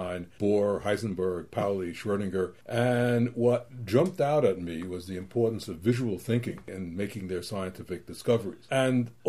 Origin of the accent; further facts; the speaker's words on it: New York City, New York, United States; I grew up in New York City, which is a great place for famous museums